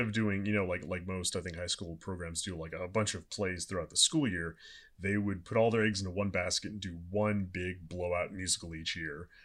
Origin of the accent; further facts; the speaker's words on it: Southern California, United States; now in Los Angeles, United States; I'm from Southern California